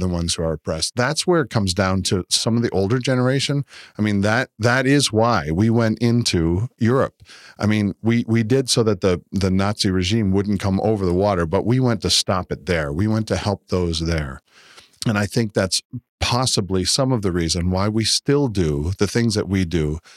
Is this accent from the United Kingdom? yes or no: no; Canada; now in United States; I'm from Canada, and so we're fortunate enough to live beside America.